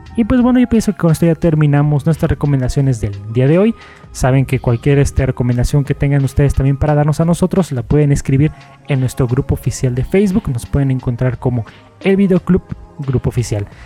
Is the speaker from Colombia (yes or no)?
no; Mexico; como mexicanos